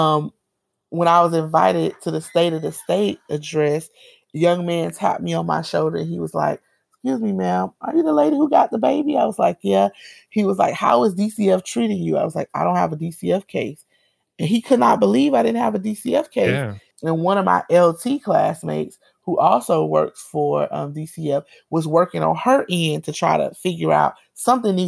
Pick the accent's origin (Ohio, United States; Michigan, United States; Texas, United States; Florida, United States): Florida, United States; Miami; moved away as an adult; now in Tallahassee, United States; I grew up in Miami. We don't really name our communities.